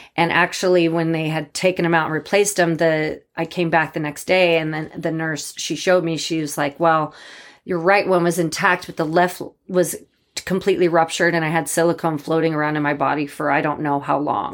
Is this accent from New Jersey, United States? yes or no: no; Boise, Idaho, United States; also born or lived in Bozeman, Montana; I'm from Boise. I was born here